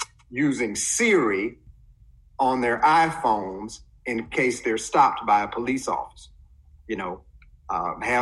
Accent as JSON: {"language": "English", "town": "Cleveland", "region": "Mississippi", "country": "United States", "tie": "born or raised there", "said": "growing up in Cleveland, Mississippi, in the early, you know, late 60s, early 70s"}